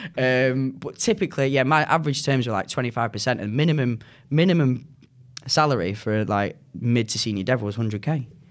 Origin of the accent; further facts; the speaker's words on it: Manchester, North West England, United Kingdom; accent: northern; also born or lived in United States; I'm from Manchester